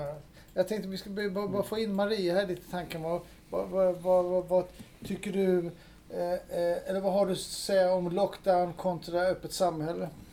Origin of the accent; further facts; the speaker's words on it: Denmark; now in Sweden; jag är dansk